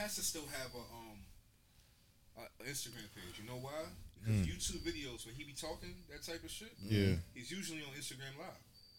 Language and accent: English; Philadelphia, Pennsylvania, United States; Born and raised in Philly.